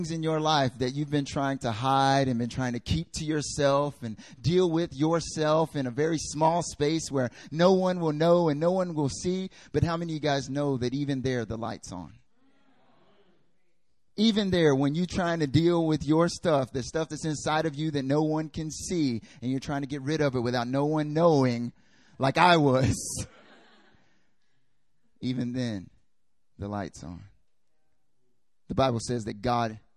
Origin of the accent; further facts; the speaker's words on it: North Carolina, United States; moved away as an adult; also born or lived in South Korea; I'm from America, North Carolina, born and raised.